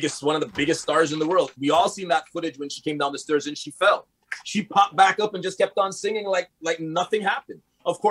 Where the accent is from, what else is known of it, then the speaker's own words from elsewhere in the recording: Montreal, Quebec, Canada; also born or lived in LaSalle, Montreal; I grew up in Park Extension. I lived in LaSalle. I'm in the West Island now